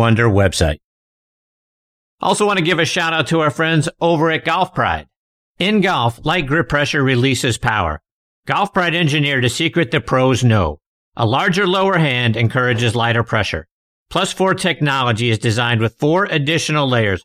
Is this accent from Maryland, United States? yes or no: no; Pittsburgh, Pennsylvania, United States; moved away; my hometown of Pittsburgh, Pennsylvania